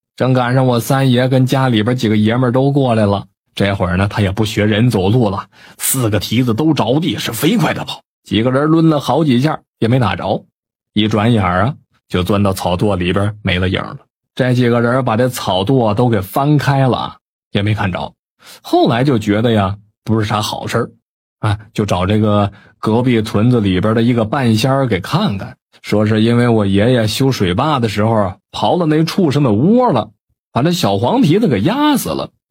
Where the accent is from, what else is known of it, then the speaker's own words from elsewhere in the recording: Northeast China, China; 我老家是东北的